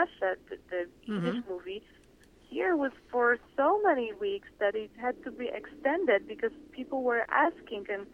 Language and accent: English; Poland; now in San Francisco, United States; I'm from Poland